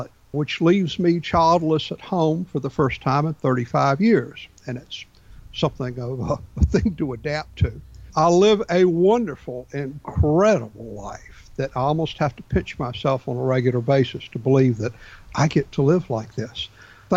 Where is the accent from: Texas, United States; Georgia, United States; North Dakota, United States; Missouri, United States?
Georgia, United States; Atlanta; myself and another six guys were born and raised in Atlanta.